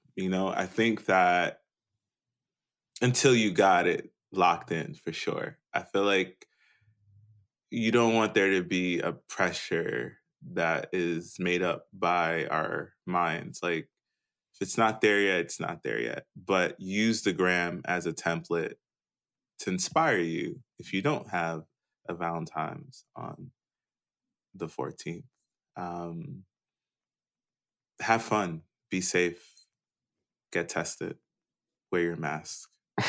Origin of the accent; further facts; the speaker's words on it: Jamaica; I'm Jamaican.